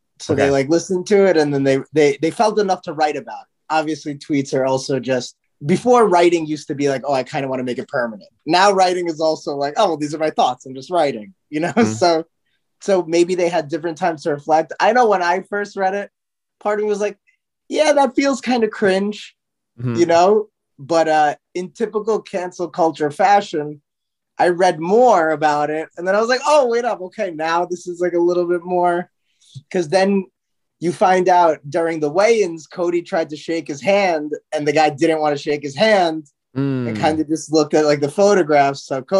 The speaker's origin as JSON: {"language": "English", "country": "India", "said": "I'm Indian, but if somebody thought I was Pakistani, like I wouldn't take like, oh my God"}